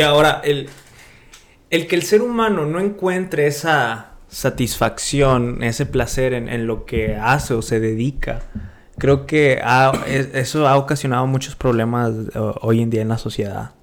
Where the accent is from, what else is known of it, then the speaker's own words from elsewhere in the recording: Monterrey, Nuevo León, Mexico; moved away; de donde yo vengo es puro emprendedor